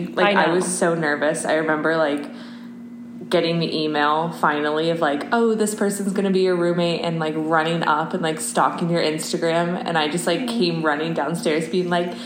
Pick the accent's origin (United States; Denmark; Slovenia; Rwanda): United States; Cleveland, Ohio; moved away; I'm from Cleveland